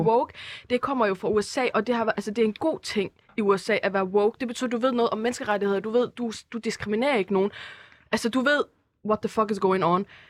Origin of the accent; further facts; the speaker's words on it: Herning, Central Denmark Region, Denmark; now in Aarhus, Denmark; Så jeg er fra Aarhus af, eller rent faktisk også fra Herning af